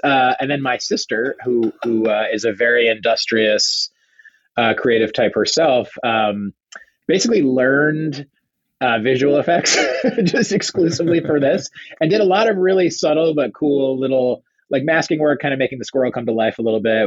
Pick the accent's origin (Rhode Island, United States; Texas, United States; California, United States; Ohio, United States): Rhode Island, United States; moved away; we grew up in Rhode Island